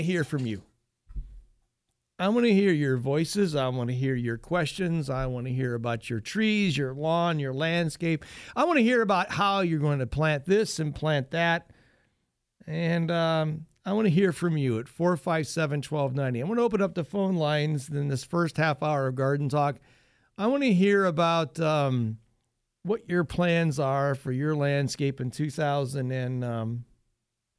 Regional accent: Northwest Ohio, United States; I grew up in Northwest Ohio, a real strong family.

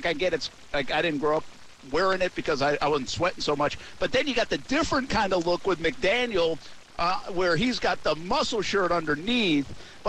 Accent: New England, United States; moved away as an adult; also born or lived in Louisiana; I'm a guy from New England, and when I got down to the South, like when I was in Louisiana

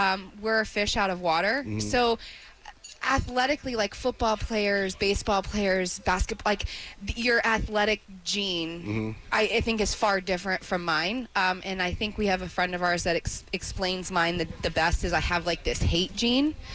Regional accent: Plant City, Florida, United States; Born and raised in Antioch

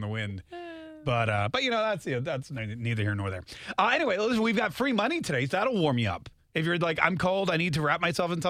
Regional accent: North Carolina, United States; also born or lived in Canada; I grew up in North Carolina, but I'm from Canada.

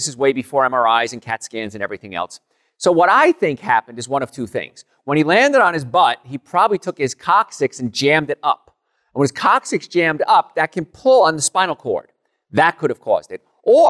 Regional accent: Jersey City, New Jersey, United States; born there; My father fell off a ladder before I was born in Jersey City, New Jersey.

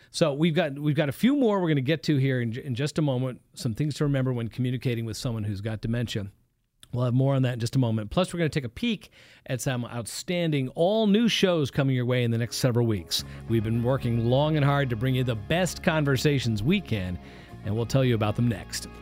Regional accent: East Coast, United States; moved away; I come from the East Coast

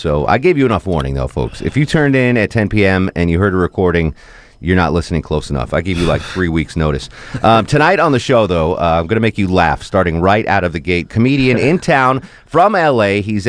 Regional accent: Torrington, Connecticut, United States; And I was born and raised in Torrington, Connecticut.

